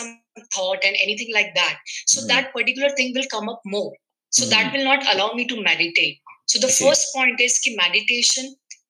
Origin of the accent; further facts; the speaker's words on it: Madhya Pradesh, India; I'm from India, MP.